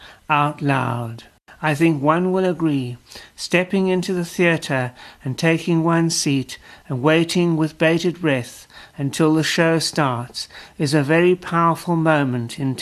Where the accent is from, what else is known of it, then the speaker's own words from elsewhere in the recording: South Africa; as a South African